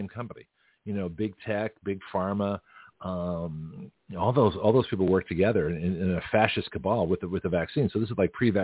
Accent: Canada; now in United States; I was naturalized from Canadian citizenship

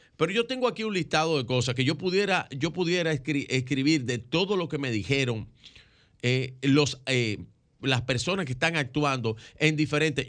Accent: Dominican Republic; como dominicanos

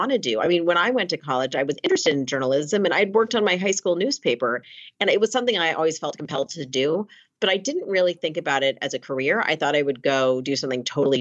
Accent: Los Angeles, California, United States; moved away as an adult; also born or lived in Princeton; I grew up in Los Angeles and I went to a high school out here

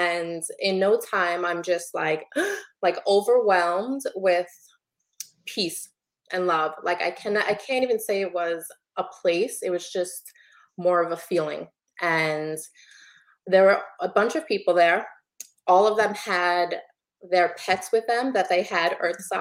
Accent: New York City, New York, United States; moved away as an adult; now in New Jersey, United States; I was born and raised in Brooklyn

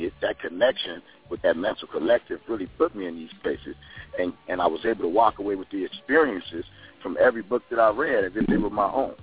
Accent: Chicago, Illinois, United States; I was uh, born and raised in Chicago

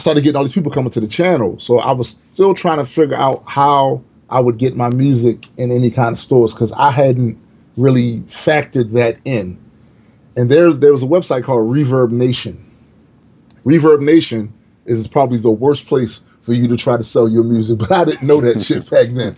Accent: Baltimore, Maryland, United States; I'm from Baltimore, man. Like, you don't get that kind of love usually from your hometown

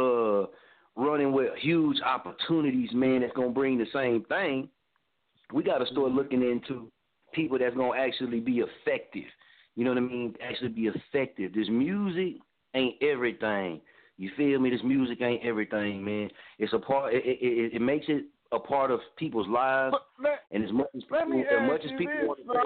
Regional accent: Muskogee, Oklahoma, United States; my hometown, Muskogee

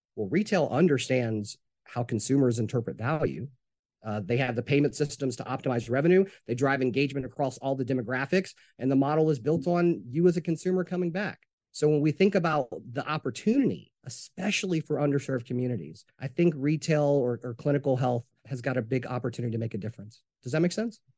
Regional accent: Jonesboro, Arkansas, United States; now in Atlanta, United States; I'm originally from Jonesboro, Arkansas

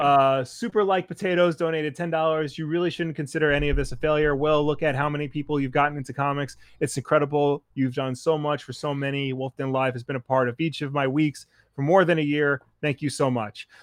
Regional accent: Long Island, New York, United States; I'm some schmuck from Long Island

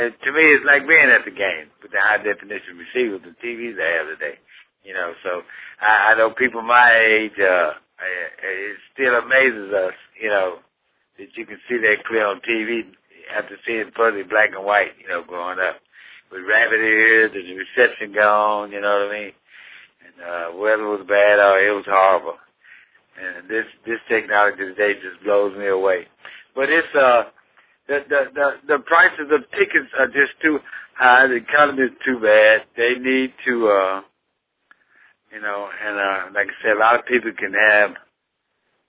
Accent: Dallas, Texas, United States; As a young boy, I grew up here in Dallas.

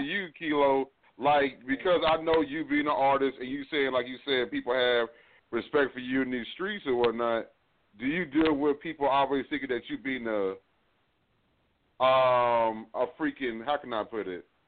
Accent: Fort Worth, Texas, United States; I'm from Fort Worth

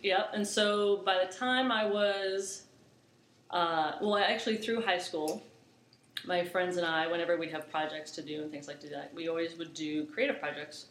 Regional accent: Orlando, Florida, United States; now in Charlotte, United States; I'm born and raised in Orlando

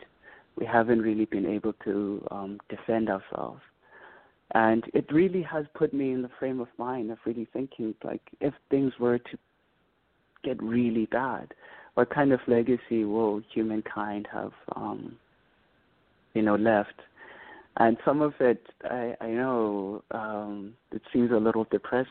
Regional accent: Bhisho, Eastern Cape, South Africa; as a child, you know, growing up in Bishor

